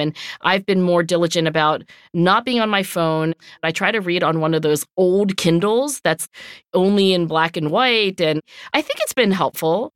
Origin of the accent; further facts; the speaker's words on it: Cherry Hill, New Jersey, United States; growing up in Cherry Hill, New Jersey